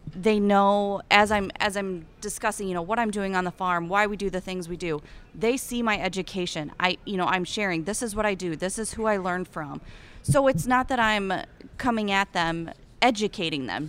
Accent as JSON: {"language": "English", "region": "Eastern Iowa", "country": "United States", "tie": "born or raised there", "accent": "Iowan", "said": "I'm from Eastern Iowa, right along the Mississippi River, and I grew up, get ready for it, raising shorthorn cattle"}